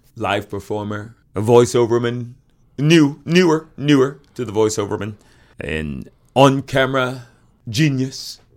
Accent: the South, United States; I am from the South. I also grew up very poor in the South

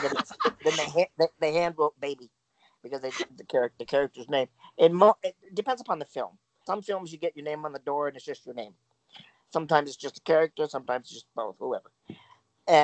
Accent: Michigan, United States; moved away as an adult; also born or lived in California; I come from Michigan

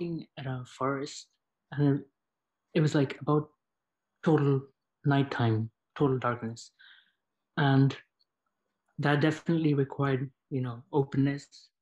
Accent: India; moved away as an adult; now in Toronto, Canada; I'm in Toronto, but I came as a student from India

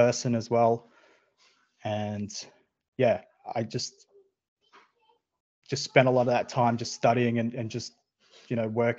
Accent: Newman, Western Australia, Australia; moved away as an adult; also born or lived in Derby, Western Australia / Koolan Island, Western Australia / Singapore; moved to a town that I grew up in, Newman, which is northwest of Western Australia, the Pilbara, and then I spent nearly good 20 years there

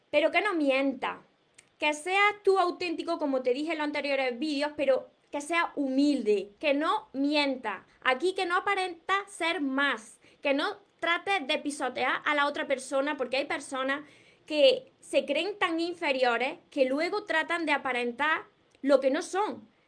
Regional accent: Córdoba, Andalusia, Spain; yo soy de aquí del sur de España. En el sur de España pues tenemos un acento peculiar. Además yo soy de Córdoba. Yo no renuncio a mi acento.

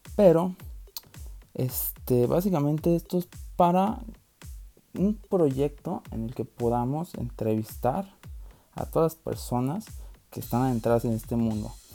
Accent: Mexico; en nuestro país, que yo creo que todos agradecemos que vaya creciendo toda la gastronomía en México

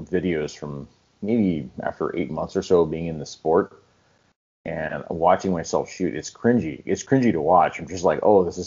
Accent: Southern California, United States; I was born and raised in Southern California.

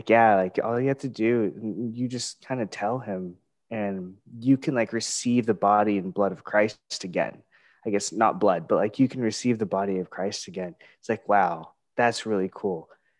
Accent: Philippines; I was like, oh, I'm Filipino. That's really cool.

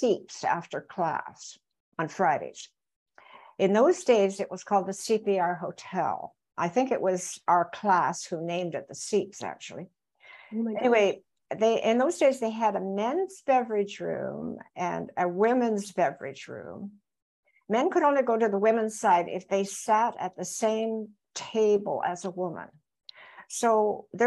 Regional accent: Belleville, Ontario, Canada; I grew up in Belleville, Ontario, where we had excellent public schools

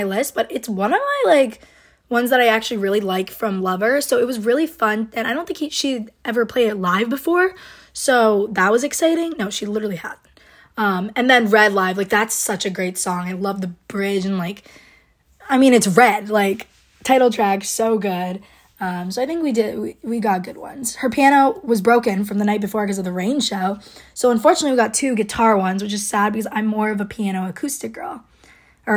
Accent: Rhode Island, United States; I'm from Rhode Island

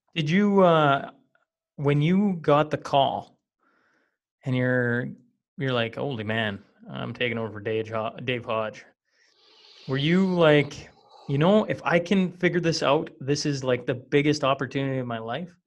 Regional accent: small town Western Canada, Canada; I come from Western Canada, and not only do I come from Western Canada, I come from small town Western Canada

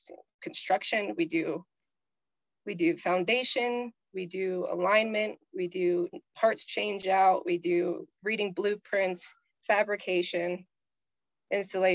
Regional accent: the South, United States; Growing up in the South

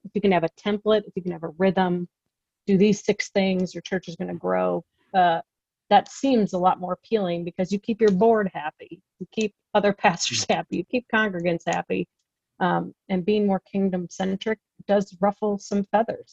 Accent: Midwest, United States; moved away as an adult; now in California, United States; I come from the Midwest, grew up there, moved out to California when I decided to go to graduate school

